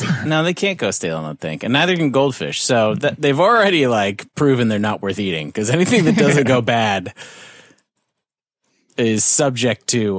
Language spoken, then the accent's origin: English; North Carolina, United States; accent: North Carolina; And so we're in North Carolina, you can tell by my accent.